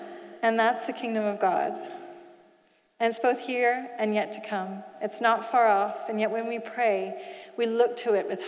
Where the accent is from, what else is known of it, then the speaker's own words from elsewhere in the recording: Switzerland; also born or lived in Asia; So you see, I didn't grow up in the UK. I grew up in Asia and Switzerland.